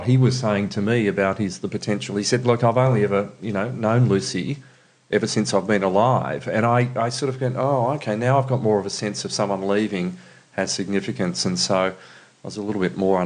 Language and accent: English; northeastern Victoria, Australia; I grew up on a farm just out of Maroubna in northeastern Victoria.